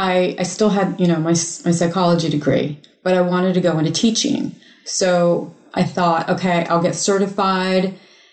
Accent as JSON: {"language": "English", "region": "Michigan", "country": "United States", "tie": "born or raised there", "moved": "as an adult", "lives_now": "South Carolina, United States", "said": "I grew up in Michigan"}